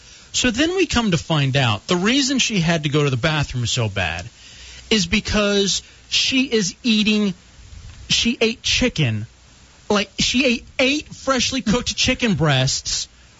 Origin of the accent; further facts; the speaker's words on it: Grand Prairie, Texas, United States; moved away; I grew up in Texas in the Dallas area, Grand Prairie.